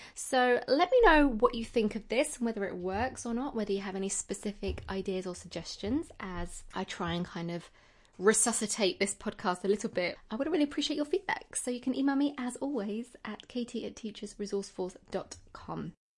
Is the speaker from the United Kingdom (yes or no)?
yes; United Kingdom; being British myself